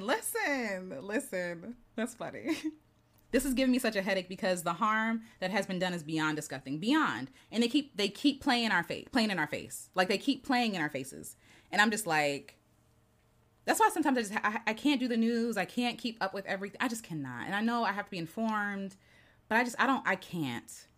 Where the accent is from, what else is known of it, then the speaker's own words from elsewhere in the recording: United States; I grew up in Peachey County, so my teachers